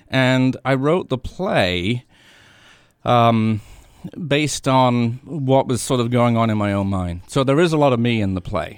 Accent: England, United Kingdom; also born or lived in Washington, D.C. area, United States; now in New Hampshire, United States; I grew up in England

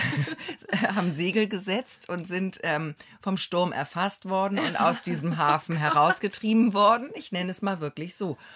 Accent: Hamburg, Germany; moved away as an adult; now in Neustadt in Holstein, Germany; ich komme ja aus Hamburg

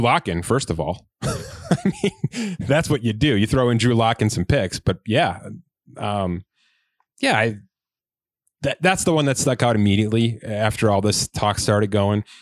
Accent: Buffalo, New York, United States; we're both from Buffalo

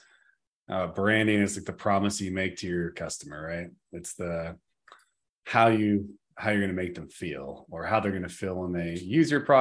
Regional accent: Santa Rosa, California, United States; Growing up in Santa Rosa

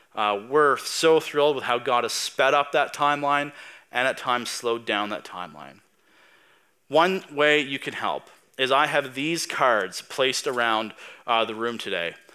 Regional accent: Tatamagouche, Nova Scotia, Canada; now in Spryfield, Canada; I'm from Tatamagish. I'm a blue noser.

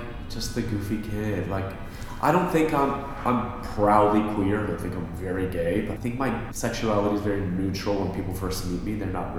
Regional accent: Miami, Florida, United States; moved away as an adult; now in New York, United States; I'm from Miami. I moved to New York when I was 18 to go to AMDA.

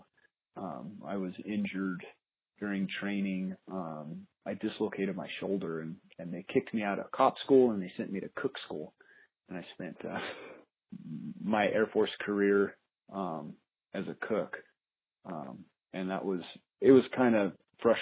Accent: Albuquerque, New Mexico, United States; also born or lived in Colorado; now in Albuquerque, United States; I was born here in Albuquerque. I grew up, family was kind of a country family before Albuquerque turned into the thriving megalopolis

